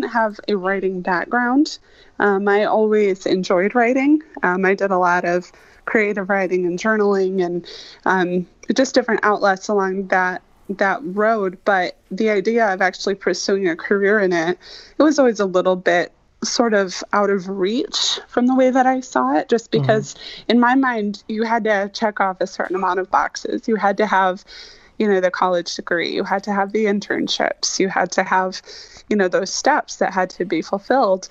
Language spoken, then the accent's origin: English; Michigan, United States; growing up in Michigan, we sort of fell into being default Tigers fans.